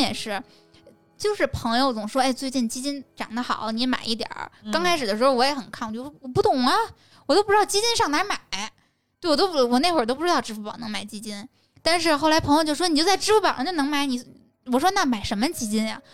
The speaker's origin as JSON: {"language": "Chinese", "region": "a small border town in Tianjin", "country": "China", "said": "我来自于天津的边陲小镇"}